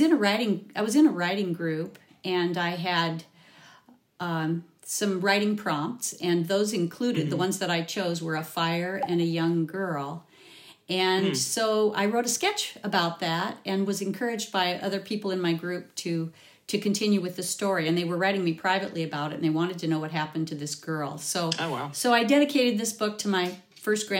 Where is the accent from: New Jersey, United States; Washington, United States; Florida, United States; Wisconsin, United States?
Washington, United States; Olympic Peninsula; I was raised on the Olympic Peninsula, which far northwest Washington